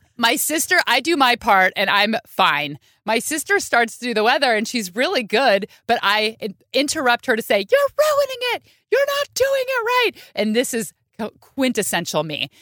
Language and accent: English; Bay Area, California, United States; I grew up in the Bay Area